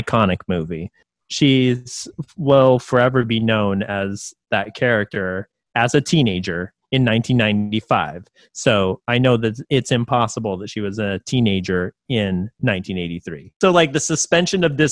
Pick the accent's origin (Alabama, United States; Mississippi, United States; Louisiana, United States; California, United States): California, United States; I'm from California and I've never really known anybody to really speak that way. But then again, I didn't grow up in the greater Los Angeles area.